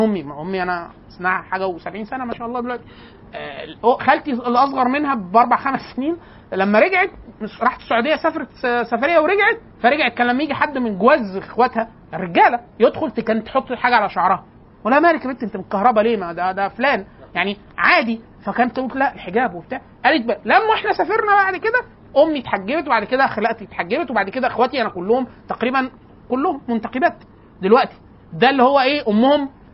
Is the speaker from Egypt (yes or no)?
yes; Upper Egypt, Egypt; وده بيتلبس حتى الان عندنا في الصعيد